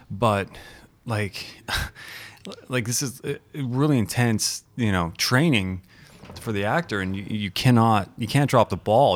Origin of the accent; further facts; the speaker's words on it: Calgary, Alberta, Canada; also born or lived in Toronto; I grew up in the Toronto volleyball or basketball scene, Toronto, Calgary basketball or, or, or volleyball scene